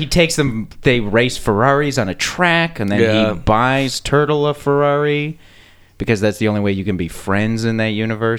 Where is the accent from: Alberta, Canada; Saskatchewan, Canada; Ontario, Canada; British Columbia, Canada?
Alberta, Canada; Calgary; also born or lived in East Coast, Canada; now in Toronto, Canada; I was born on the East Coast, and then I grew up in Calgary, and then I moved to Toronto.